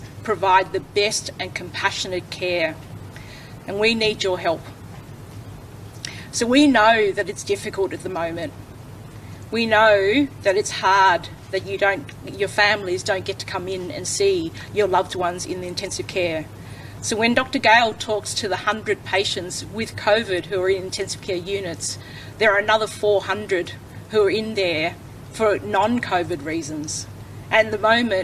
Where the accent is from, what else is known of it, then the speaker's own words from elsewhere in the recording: Liverpool, New South Wales, Australia; now in Penrith, Australia; I grew up in Liverpool and I now live in the Penrith LGA